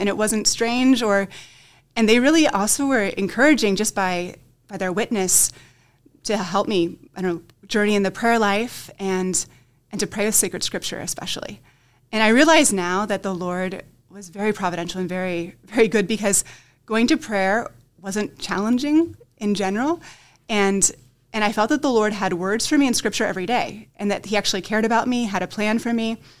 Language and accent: English; Dover, Ohio, United States; I'm originally from the Diocese of Columbus